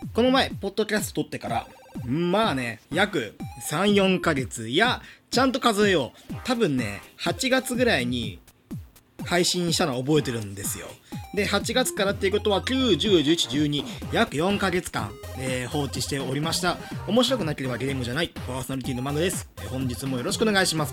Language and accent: Japanese; Hyogo countryside, Japan; moved away as an adult; also born or lived in Itabashi, Tokyo; now in Tokyo, Japan; 兵庫のクソ田舎から東京のね、シティボーイになるために、まあ、大学に上京するために、5年前